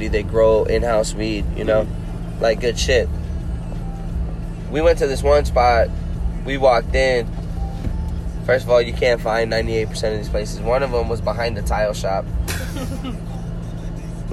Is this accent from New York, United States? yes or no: yes; New York City, New York, United States; also born or lived in Colombia; the Bronx